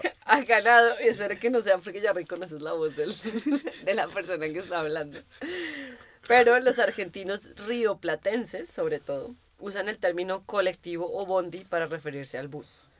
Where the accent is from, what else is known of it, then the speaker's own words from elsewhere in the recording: Colombia; now in Berlin, Germany; Como los colombianos le decimos tenis